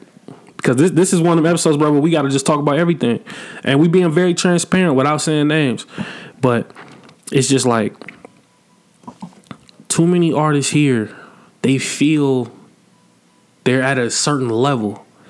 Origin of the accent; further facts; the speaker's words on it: Atlanta, Georgia, United States; It's not like I live in Atlanta. I've been born and raised in Atlanta, bro.